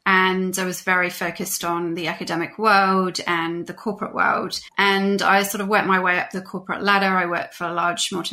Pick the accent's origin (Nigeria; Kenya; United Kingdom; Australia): United Kingdom; I was living in the UK at the time. I'm British.